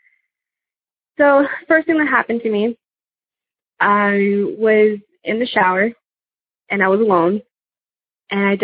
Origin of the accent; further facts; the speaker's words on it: South Texas, United States; also born or lived in California; I'm from South Texas